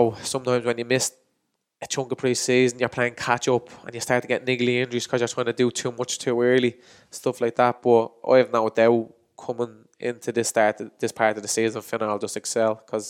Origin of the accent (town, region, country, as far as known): Inchicore, Leinster, Ireland